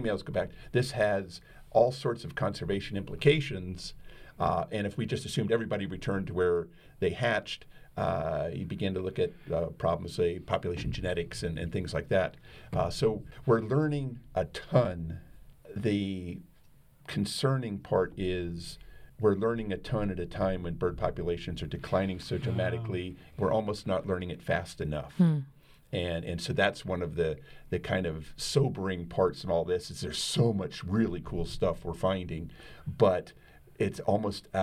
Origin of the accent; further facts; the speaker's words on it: Cincinnati, Ohio, United States; I grew up in Cincinnati